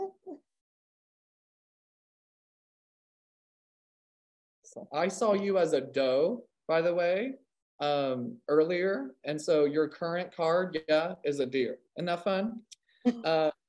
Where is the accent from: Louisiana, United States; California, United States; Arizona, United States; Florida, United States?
California, United States; now in Oklahoma, United States; I am from California